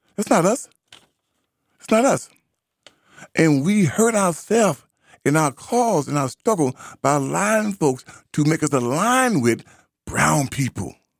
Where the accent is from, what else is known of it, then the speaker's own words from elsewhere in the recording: United States; I'm not an African. I'm an American